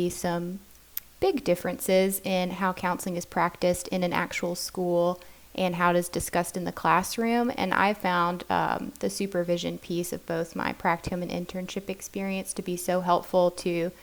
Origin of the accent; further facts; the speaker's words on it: North Carolina, United States; I am from North Carolina